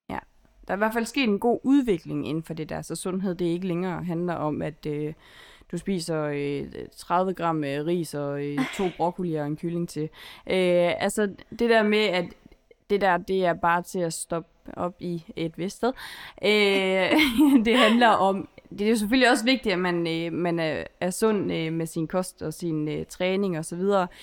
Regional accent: Holstebro, Central Denmark Region, Denmark; moved away as an adult; now in Aarhus, Denmark; Jeg kommer fra Holstebro, og nu bor jeg i Aarhus

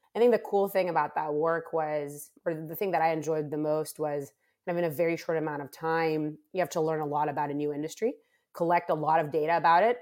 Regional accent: Rehovot, Central District, Israel; moved away as an adult; also born or lived in Bay Area, California / Monte Carlo; I am originally from Israel, so I was born and raised um, uh, actually on a, a, university campus called the Weizmann Institute of Science

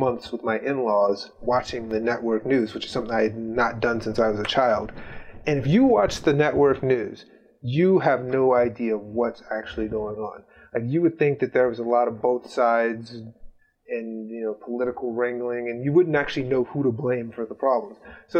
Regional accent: Midwest, United States; I grew up in the Midwest in a church attending Christian family, and my parents are so blue collar

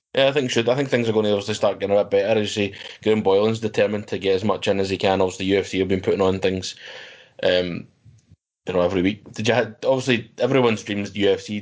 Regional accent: Scotland, United Kingdom; we're Scottish ourselves

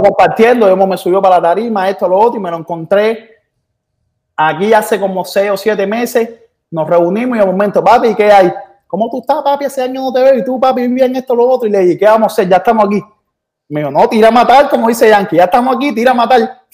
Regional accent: Cuba; now in Miami, United States

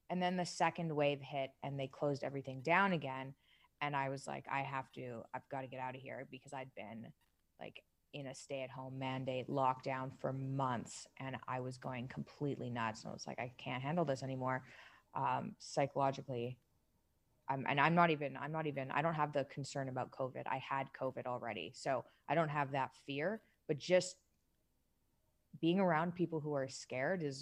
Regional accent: Toronto, Ontario, Canada; moved away as an adult; now in Dubai, United Arab Emirates; So I'm from Toronto

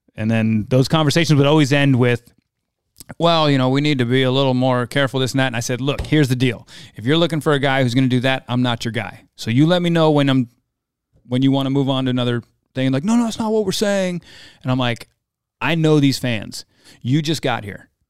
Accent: New Jersey, United States; I grew up in Jersey

